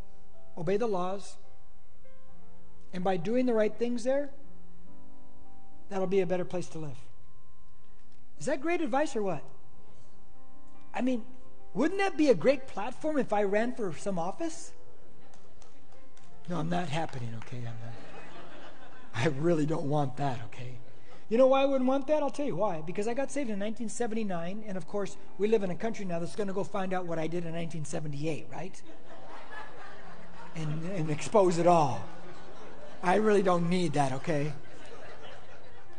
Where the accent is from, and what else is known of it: United States